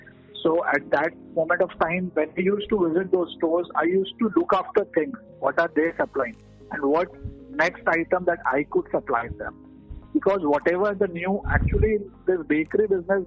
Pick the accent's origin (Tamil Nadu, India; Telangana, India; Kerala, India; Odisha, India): Odisha, India; Cuttack; also born or lived in Pune; I returned back to Cuttack, Odisha, which is my hometown